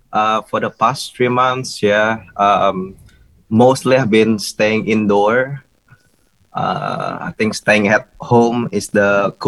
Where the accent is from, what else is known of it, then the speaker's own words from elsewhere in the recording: Indonesia; also born or lived in Melbourne / Brisbane; now in Bali, Indonesia; I used to live in Brisbane, so since 2016 I moved from Melbourne to Brisbane, and I've stayed in Rock Brisbane family for about 4.5 years before I left Australia, moving back for good to Indonesia, Bali